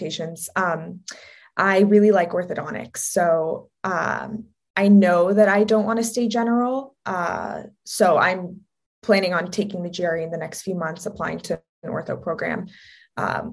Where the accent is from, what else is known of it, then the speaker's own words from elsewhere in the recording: Southern California, United States; also born or lived in Oregon; I'm from Southern California. It's always sunny here